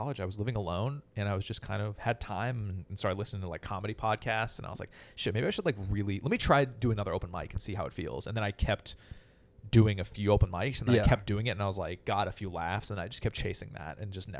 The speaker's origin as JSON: {"language": "English", "town": "Berkeley", "region": "California", "country": "United States", "tie": "born or raised there", "also_born_or_lived": "Chicago", "moved": "as an adult", "lives_now": "Los Angeles, United States", "said": "Yes, I grew up near Berkeley."}